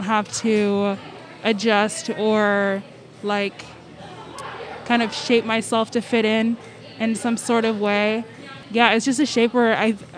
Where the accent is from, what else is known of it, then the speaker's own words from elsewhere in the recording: Seattle, Washington, United States; I grew up in this area in, like, northern Seattle